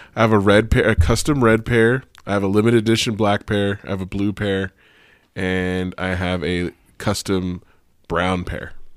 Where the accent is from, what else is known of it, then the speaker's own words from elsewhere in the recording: Sparks, Nevada, United States; also born or lived in Oakland; I'm from East Sparks